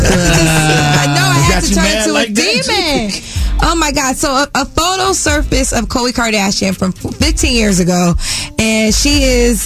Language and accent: English; Connecticut, United States; I'm from Connecticut. I was like the only black girl on a cheerleading team